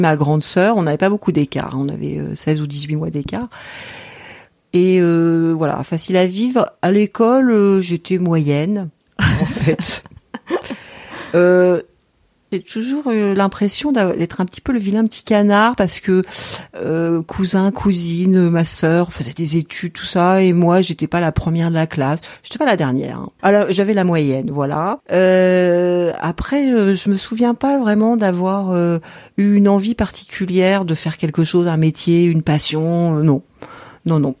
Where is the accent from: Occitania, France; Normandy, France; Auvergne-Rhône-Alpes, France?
Normandy, France; now in Quimper, France; Je suis originaire de Normandie